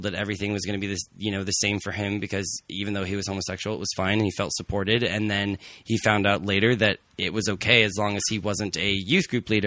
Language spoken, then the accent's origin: English; Seattle, Washington, United States; I'm from Seattle. That's a really progressive place